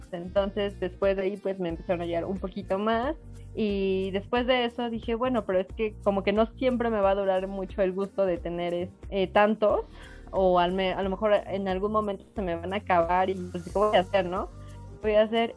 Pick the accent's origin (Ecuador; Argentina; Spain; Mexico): Mexico; yo soy mexicana